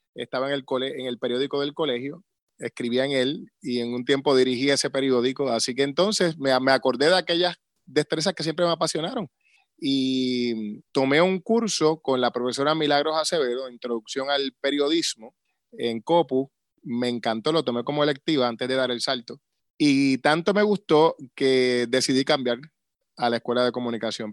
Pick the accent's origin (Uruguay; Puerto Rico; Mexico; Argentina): Puerto Rico; Río Grande; also born or lived in San Juan; me crié en Río Grande toda la vida allí en la urbanización Villas de Río Grande